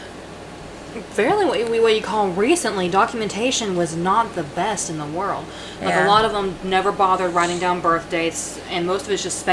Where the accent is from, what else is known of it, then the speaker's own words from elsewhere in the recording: United States; growing up in America, in school, we learned some European history